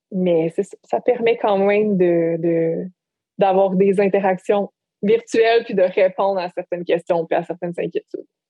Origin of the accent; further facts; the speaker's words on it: Bas-Saint-Laurent, Quebec, Canada; moved away as an adult; en revenant euh, dans ma région natale